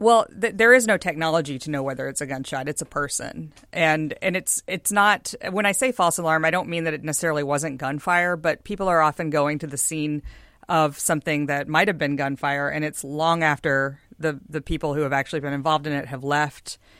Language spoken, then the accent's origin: English; Houston, Texas, United States; now in Seattle, United States; I'm from Houston, uh, land of the, you know, twenty-four-lane Katy Freeway